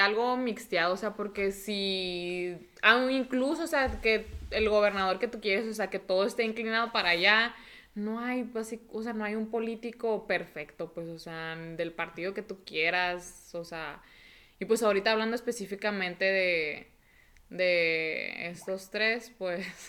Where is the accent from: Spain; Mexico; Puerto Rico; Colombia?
Mexico